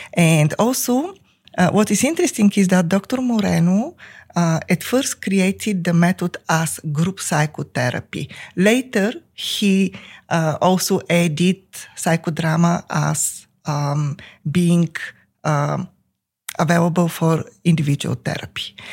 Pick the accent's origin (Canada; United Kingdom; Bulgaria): Bulgaria; English is a second language; moved away as an adult; now in United States; I came from Bulgaria with two master's degrees